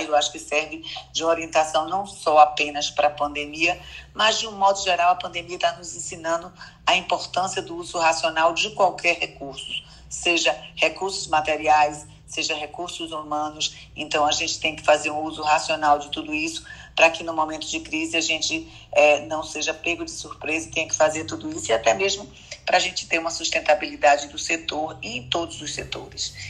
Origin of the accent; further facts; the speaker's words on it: Salvador, Bahia, Brazil; also born or lived in Petrolina, Pernambuco; Eu nasci em Pernambuco, Petrolina, mas vim aqui para Bahia